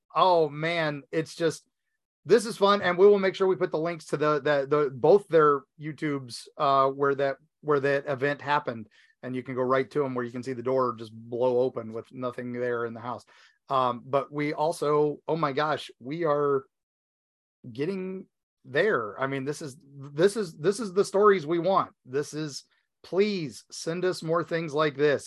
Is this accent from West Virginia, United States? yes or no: yes; West Virginia, United States; accent: West Virginia; moved away; my West Virginia accent